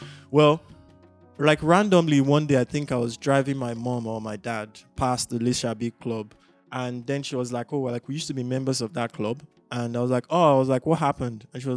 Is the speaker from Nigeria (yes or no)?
yes; Abeokuta, Ogun State, Nigeria; moved away as an adult; also born or lived in Lagos; I grew up in Abeokuta.